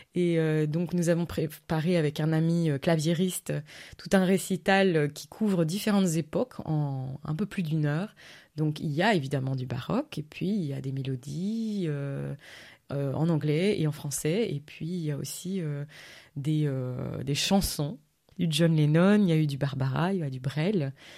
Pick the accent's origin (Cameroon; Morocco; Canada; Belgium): Belgium; Verviers, Wallonia; moved away as an adult; also born or lived in London, United Kingdom; now in France; je suis né à Verviers, donc c'est vrai que Stavlo, c'est vraiment pas loin